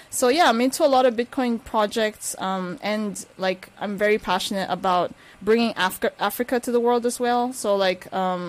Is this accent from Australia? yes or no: no; Turkey; born there; I am half Nigerian, half Filipina, who was born in Turkey.